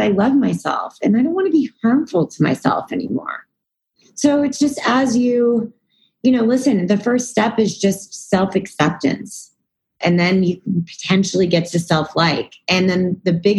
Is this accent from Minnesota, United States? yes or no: no; Texas, United States; moved away as an adult; also born or lived in New York; I'm from Texas